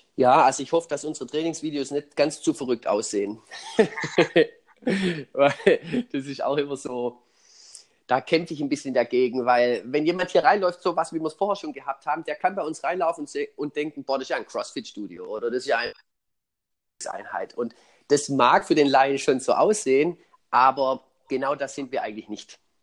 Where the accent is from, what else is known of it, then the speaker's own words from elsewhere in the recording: Swabia, Germany; für mich als Schwabe